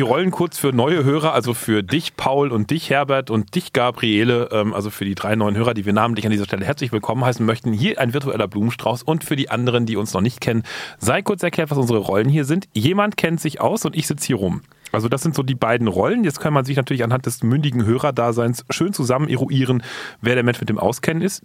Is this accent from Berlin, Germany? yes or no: yes; Berlin, Germany; ich komme aus Berlin